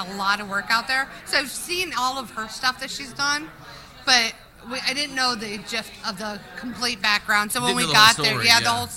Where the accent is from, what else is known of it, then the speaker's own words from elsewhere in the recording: Arizona, United States; we're from Arizona